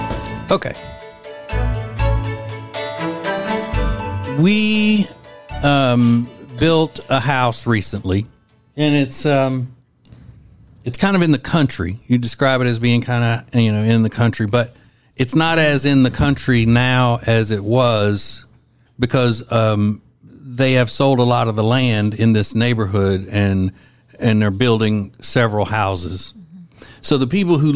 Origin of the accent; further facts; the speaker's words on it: Louisiana, United States; moved away; we're both from Louisiana, and I grew up hunting and fishing and all